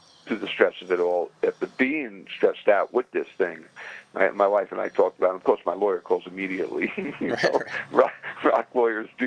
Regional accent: New York City, New York, United States; moved away; also born or lived in New Jersey; I came from Brooklyn

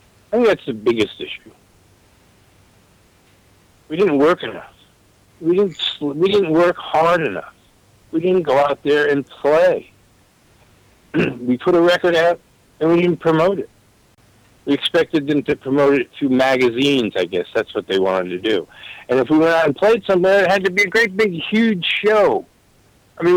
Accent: Newport, Rhode Island, United States; I grew up in Newport, Rhode Island

